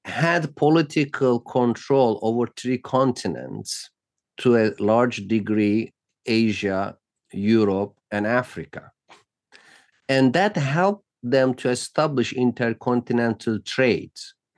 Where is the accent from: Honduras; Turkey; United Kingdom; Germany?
Turkey; moved away as an adult; now in United States; since I grew up in Turkey